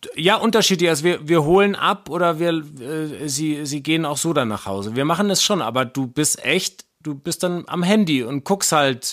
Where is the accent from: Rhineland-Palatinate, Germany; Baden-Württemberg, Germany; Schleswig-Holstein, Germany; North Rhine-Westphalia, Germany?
North Rhine-Westphalia, Germany; Wuppertal; ich bin tagelang als kleiner Junge im Wald rumgelaufen, auch in Wuppertal